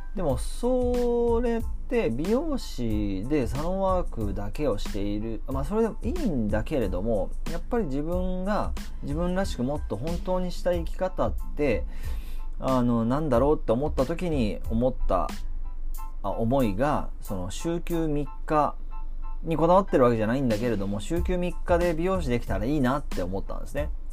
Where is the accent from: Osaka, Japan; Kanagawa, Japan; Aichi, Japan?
Kanagawa, Japan; Kamakura; also born or lived in Tokyo; 地元に戻って鎌倉でここで2008